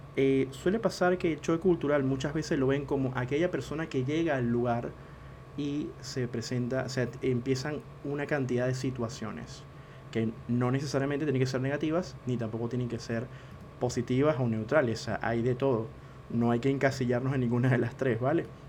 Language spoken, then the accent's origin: Spanish; Venezuela; moved away as an adult; now in Argentina; Yo soy venezolano, vivo en Argentina desde hace unos cuantos años y sé lo que es emigrar